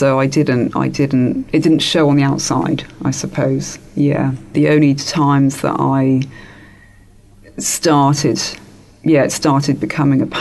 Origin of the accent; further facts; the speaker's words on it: England, United Kingdom; as a child, I grew up in England